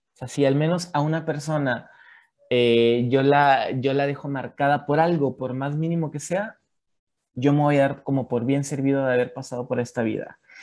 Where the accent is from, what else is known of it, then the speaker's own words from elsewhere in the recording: Mexico; moved away as an adult; now in Chile; desde que salí de, de México, como bien lo decía Leslie, yo tengo tres años viviendo en Chile